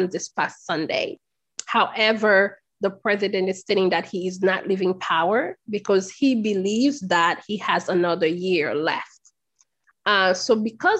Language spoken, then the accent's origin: English; Haiti; now in United States; As a Haitian, I am a descendant of slaves, and I am a Black immigrant in the United States.